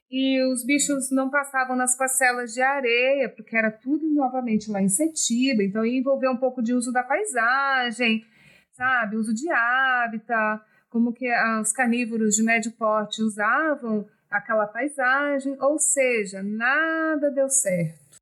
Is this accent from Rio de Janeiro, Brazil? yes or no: no; São Paulo, Brazil; now in Espírito Santo, Brazil; eu cresci em São Paulo, E depois voltei para o Espírito Santo